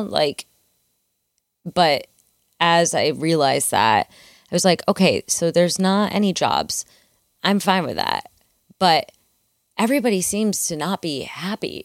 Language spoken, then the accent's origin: English; Midwest, United States; I grew up in the Midwest, um, sort of in the middle of, like, a cornfield